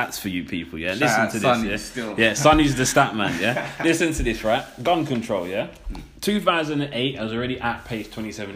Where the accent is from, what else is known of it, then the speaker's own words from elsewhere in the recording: London, United Kingdom; I was born in London